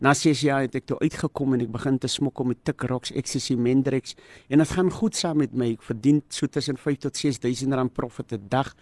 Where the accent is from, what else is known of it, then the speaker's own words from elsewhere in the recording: Cape Town, Western Cape, South Africa; ek het groot geword in Mitchells plain tafelsig